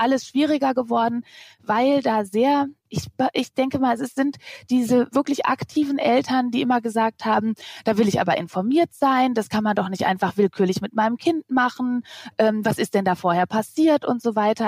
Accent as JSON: {"language": "German", "country": "Germany", "said": "ich als Deutsche mit drei, vier Kindern"}